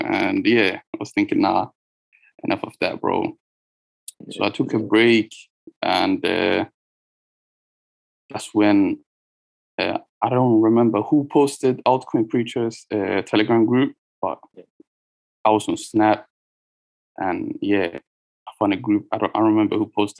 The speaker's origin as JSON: {"language": "English", "country": "Norway", "said": "being from where I'm from Norway"}